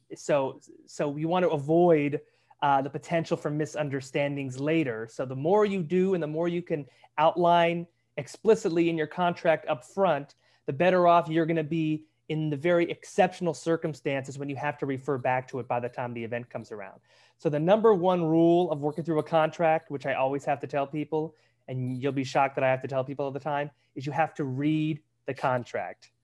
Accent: Pasadena, California, United States; come back to Pasadena, which is where I grew up

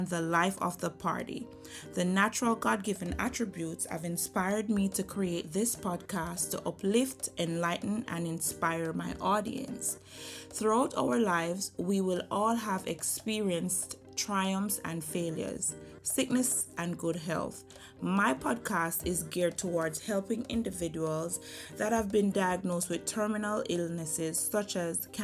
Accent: Jamaica; moved away as an adult; now in United States; I was grown in Jamaica, born and raised in Jamaica, attended Alpha Academy. I transitioned to America in 2009

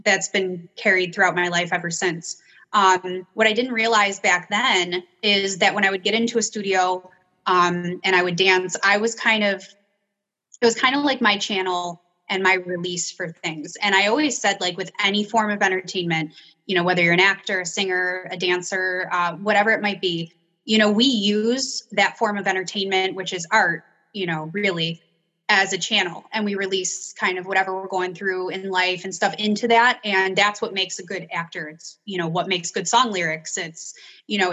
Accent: Niagara Falls, New York, United States; I grew up in Niagara Falls, New York

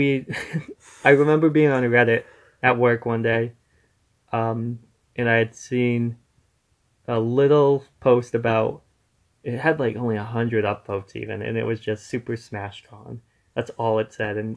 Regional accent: New England, United States; We're from New England

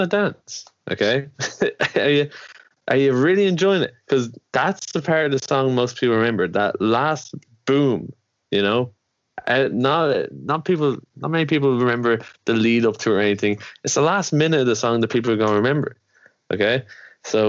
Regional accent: Ireland; we're from Ireland

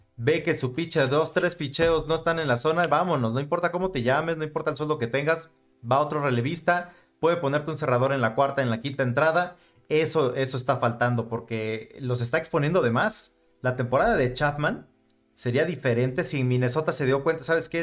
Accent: Mexico; nosotros que somos mexicanos

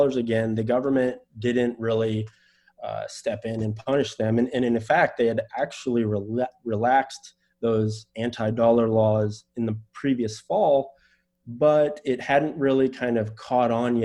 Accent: United States; I am an American.

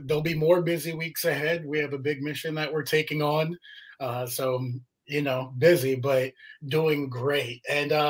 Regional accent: Virginia Beach, Virginia, United States; also born or lived in Pennsylvania; Was raised here, right here in Virginia Beach. Born in Pennsylvania, but moved here before the age of one

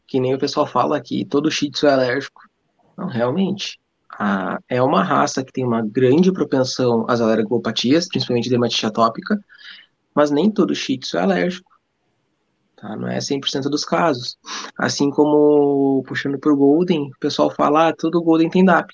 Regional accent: Canoas, Rio Grande do Sul, Brazil; Sou de Canoas, aqui no Rio Grande do Sul

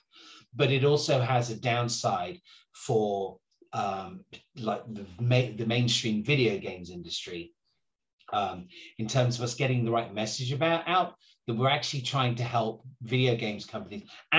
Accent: England, United Kingdom; I'm English

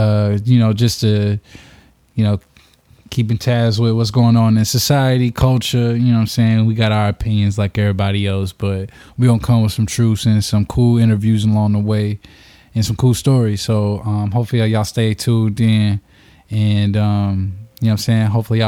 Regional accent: Indianapolis, Indiana, United States; now in Chicago, United States; We are from Indianapolis, Indiana

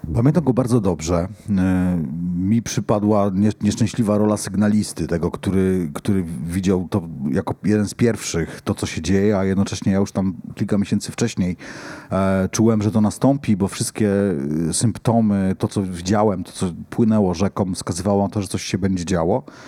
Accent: Poland; ja się wychowałem nad Odrą, całe życie mieszkałem nad Odrą

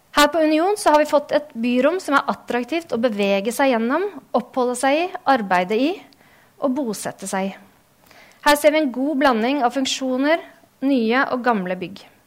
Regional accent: Drammen, Buskerud, Norway; moved away as an adult; also born or lived in Denmark / Oslo; født og oppvokst her i Drammen

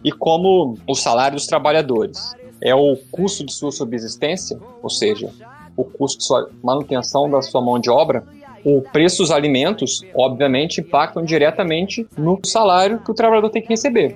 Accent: south of Minas Gerais, Brazil; accent: sul de Minas; com esse meu francês aqui de sul de Minas

